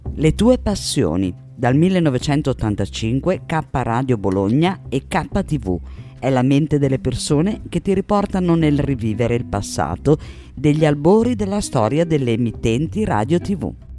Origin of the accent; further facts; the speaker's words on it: Romania; moved away as an adult; now in Turin, Italy; essendo rumena